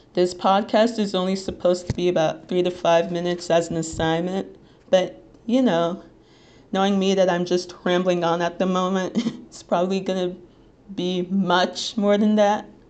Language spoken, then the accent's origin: English; Little Ferry, New Jersey, United States